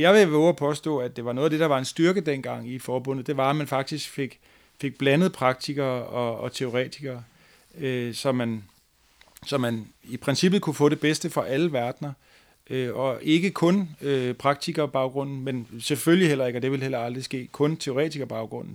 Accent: Fredensborg, Capital Region of Denmark, Denmark; den lokale fodboldklub i Fredensborg, hvor jeg kommer fra

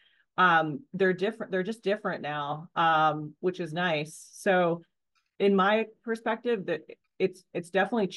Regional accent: Maine, United States; I grew up in Maine, and so tomboy, out and about on four-wheelers and dirt bikes

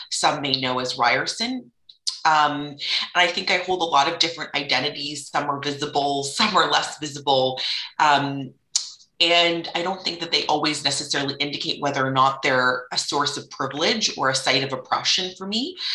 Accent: United Arab Emirates; also born or lived in Canada; racialized third culture kid, and I spent my formative years in the United Arab Emirates, but I was born in Canada, in southern Ontario, to two settlers.

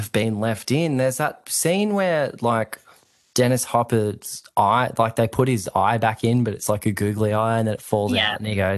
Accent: Queensland, Australia; I grew up in Queensland

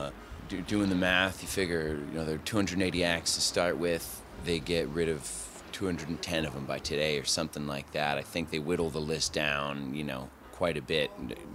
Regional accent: rural New Hampshire, United States; now in Pensacola, United States; I live in Pensacola, Florida. I actually grew up in rural New Hampshire.

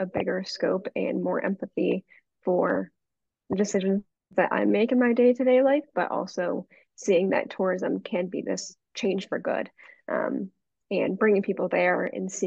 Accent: Pennsylvania, United States; growing up in Pennsylvania

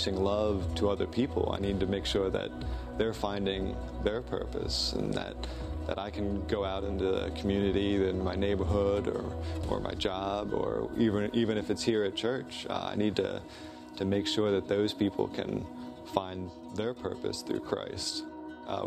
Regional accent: Harford County, Maryland, United States; I grew up in Harford County, and I've been living around here pretty much my whole life.

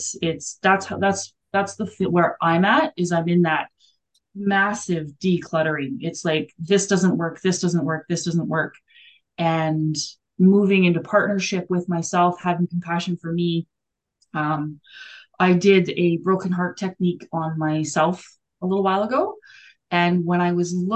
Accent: Alberta, Canada; I grew up in Alberta, which is above Colorado

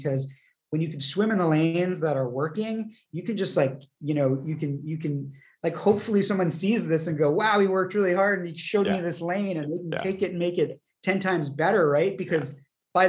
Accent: Santa Barbara, California, United States; my hometown here in Santa Barbara

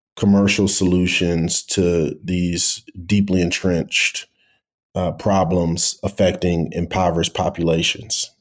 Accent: Cleveland, Ohio, United States; moved away as an adult; also born or lived in Abuja, Nigeria; now in Nairobi, Kenya; I'm originally from Cleveland, Ohio

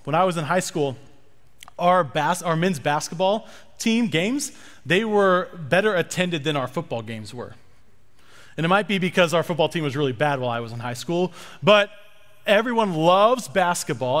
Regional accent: Lawrence, Kansas, United States; I'm from Lawrence, Kansas, which is where the University of Kansas is

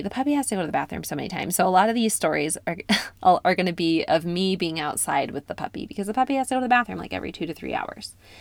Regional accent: upstate New York, United States; moved away; I spent about six weeks in upstate New York visiting my hometown

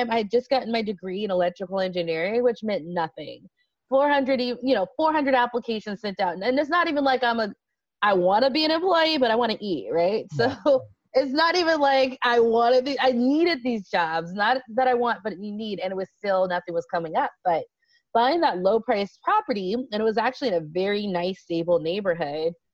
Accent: Las Vegas, Nevada, United States; So I was from Vegas.

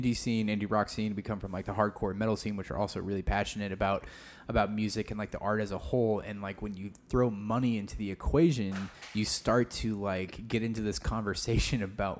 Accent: Omaha, Nebraska, United States; moved away; growing up in Omaha

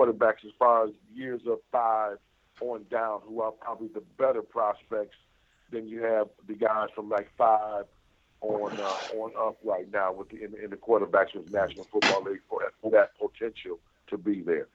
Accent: Buffalo, New York, United States; moved away; as a child growing up in Buffalo

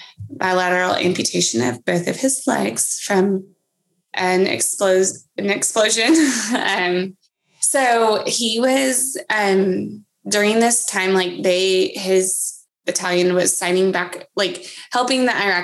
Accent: Texas, United States; also born or lived in Germany / Georgia / Kansas; So I was born in Germany and then we kind of moved. We lived in Georgia after, and then Kansas, and then wound up in Texas, which is where we ended up, and we never left.

